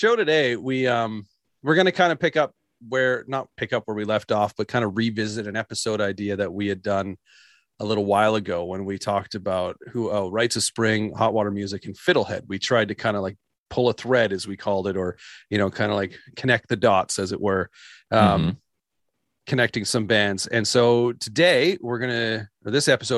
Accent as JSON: {"language": "English", "area": "just outside Calgary", "region": "Alberta", "country": "Canada", "tie": "born or raised there", "lives_now": "Edmonton, Canada", "said": "I grew up just outside Calgary"}